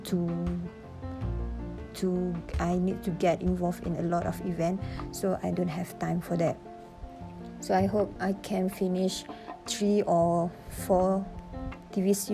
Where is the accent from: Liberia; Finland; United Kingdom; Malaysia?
Malaysia; Alor Setar, Kedah; moved away as an adult; I'm from Alustar